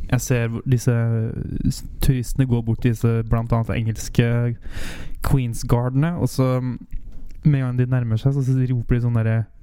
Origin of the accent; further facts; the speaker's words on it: Sørøya, Finnmark, Norway; Jeg er fra Finnmark.